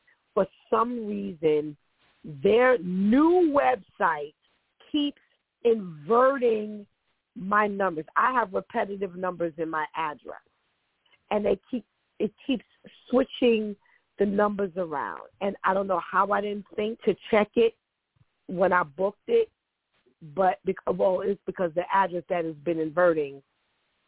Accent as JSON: {"language": "English", "country": "United States", "tie": "born or raised there", "said": "I am an American-born person"}